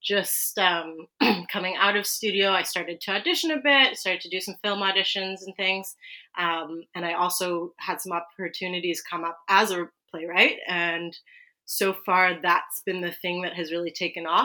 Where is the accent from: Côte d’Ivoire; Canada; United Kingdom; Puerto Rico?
Canada; Vancouver, British Columbia; I grew up in East Vancouver, so unceded Musqueam, Squamish, and Tsleil-Waututh territories.